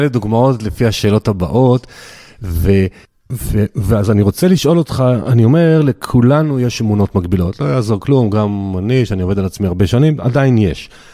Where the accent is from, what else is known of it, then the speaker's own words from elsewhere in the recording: the Krayot, Haifa District, Israel; אני, אני מהקריות